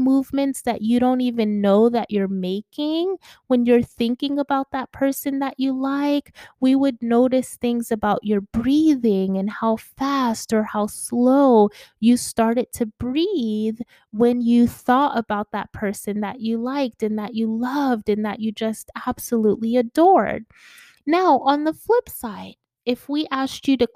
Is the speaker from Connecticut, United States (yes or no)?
yes; Connecticut, United States; now in Atlanta, United States; I lived in Connecticut as a kid